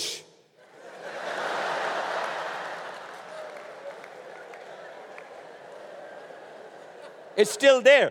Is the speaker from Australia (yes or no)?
no; India; moved away as an adult; I'm from India.